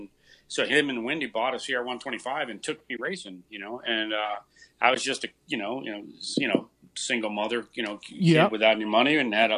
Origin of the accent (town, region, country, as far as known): Westminster, California, United States; born or raised there; moved away as an adult; also born or lived in Santa Maria, California